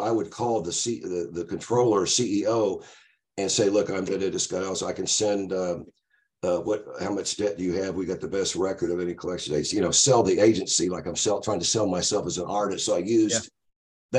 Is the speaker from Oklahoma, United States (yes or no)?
yes; Tulsa, Oklahoma, United States; moved away as an adult; also born or lived in Los Angeles; growing up in Tulsa